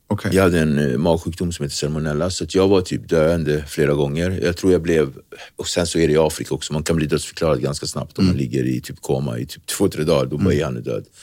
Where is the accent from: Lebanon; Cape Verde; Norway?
Cape Verde; Praia; now in Sweden; Så att, då har vi alltså flugit från Santiago, där jag kommer från, Praia, till, eh, till eh, Sal.